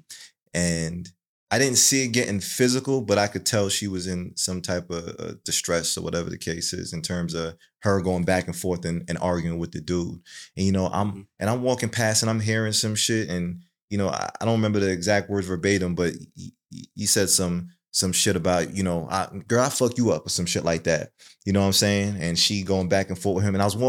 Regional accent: Jamaica; You know, I'm Jamaican.

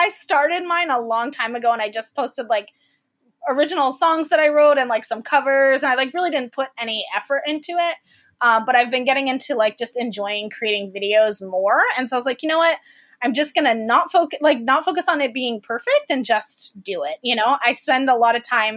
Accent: Fort Myers, Florida, United States; moved away as an adult; also born or lived in Tallahassee, Florida / Nashville, Tennessee; I grew up in Florida, Fort Myers, so like Southwest Florida

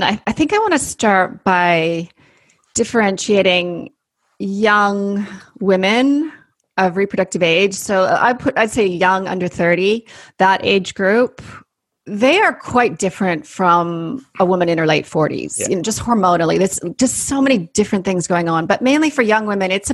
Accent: Canada; accent: Canadian; moved away as an adult; also born or lived in Sydney, Australia; now in New Zealand; I went on to train as a naturopathic doctor in Canada, hence my Canadian accent

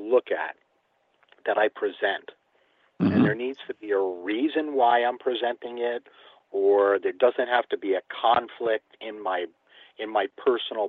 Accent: Westchester, New York, United States; I grew up in Westchester, New York, right down the road from Sleepy Hollow.

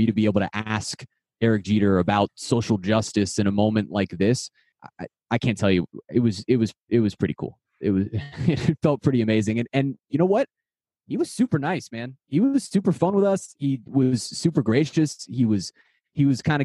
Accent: South Florida, United States; a kid who's grown up in South Florida

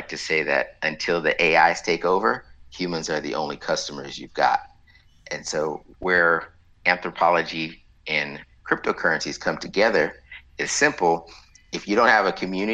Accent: Waller, Texas, United States; I'm from the center of the known universe called Waller

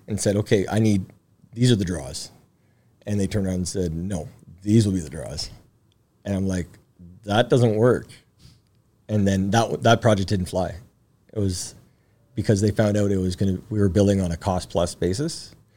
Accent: Timmins, Ontario, Canada; We grew up in Northern Ontario, Timmins.

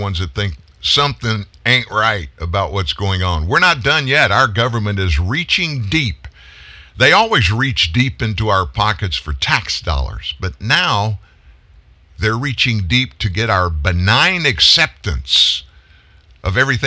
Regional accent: the South, United States; I'm from the South

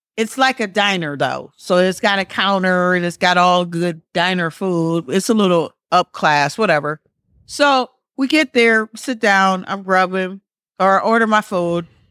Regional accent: Wisconsin, United States; moved away; I'm from Wisconsin

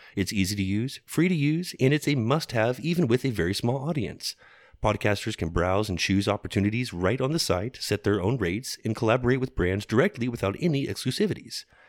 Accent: Dallas, Texas, United States; We grew up in Dallas, and even as kids got taken to the famous Dick's Last Resort

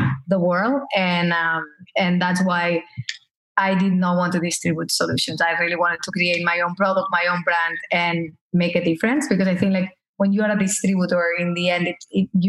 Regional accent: Barcelona, Catalonia, Spain; moved away as an adult; also born or lived in Paris / Los Angeles; now in United States; I was raised in Barcelona. I spent until 32 years old in Barcelona.

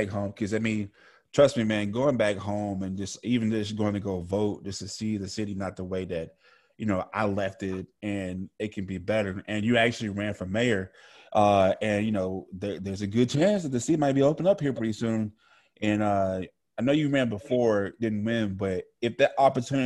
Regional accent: Shreveport, Louisiana, United States; moved away; I'm from Shreveport.

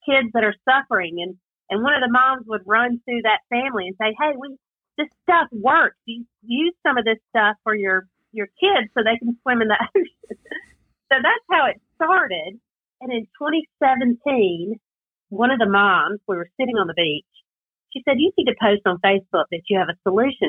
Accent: South Carolina, United States; accent: Southern twang; I'm from South Carolina. We all have a little bit different Southern twang

